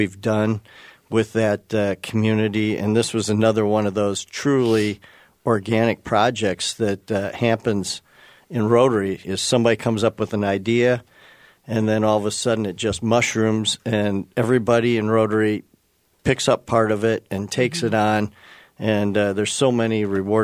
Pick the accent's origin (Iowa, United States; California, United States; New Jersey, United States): Iowa, United States; Muscatine; moved away as an adult; also born or lived in Madison, Wisconsin / Ames, Iowa; now in Minnesota, United States; I was born in Madison, grew up in eastern Iowa, Muscatine to be exact, and then I moved up here in 1985 for my career